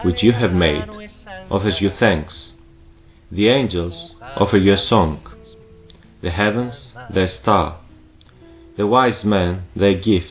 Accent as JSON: {"language": "English", "town": "Thessaloniki", "region": "Central Macedonia", "country": "Greece", "said": "I'm from Thessalonica, Greece."}